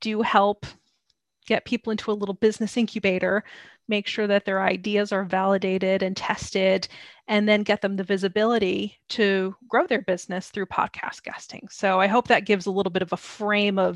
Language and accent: English; United States; moved away as an adult; now in London, United Kingdom; I'm American